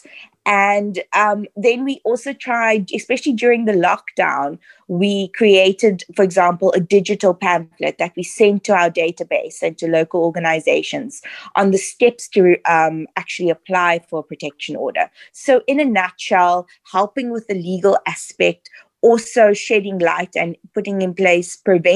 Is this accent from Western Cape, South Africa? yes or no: yes; Cape Town, Western Cape, South Africa; also born or lived in Southern Suburbs, Cape Town; I grew up in the Western Cape in Mitchell's Plain. We then moved to the southern suburbs a bit later on in life.